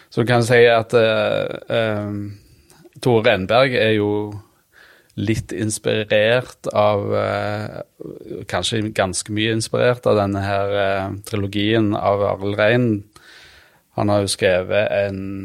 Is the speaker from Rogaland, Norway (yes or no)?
yes; Randaberg, Rogaland, Norway; egentlig Randaberg, da. Det er jo rett utenfor Stavanger